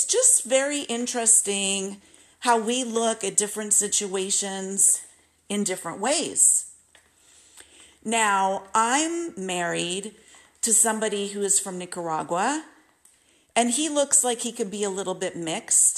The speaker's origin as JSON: {"language": "English", "town": "Simi Valley", "region": "California", "country": "United States", "tie": "born or raised there", "also_born_or_lived": "Malibu Lake, California / Northridge, California / Saugus, California", "said": "I was growing up in Simi Valley, California"}